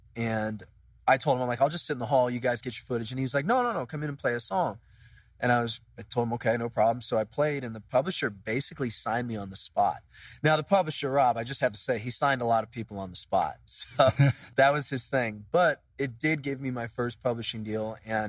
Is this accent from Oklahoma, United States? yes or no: no; near Scranton, northeastern Pennsylvania, United States; moved away as an adult; also born or lived in Syracuse, New York; now in Nashville, United States; I grew up in northeastern Pennsylvania.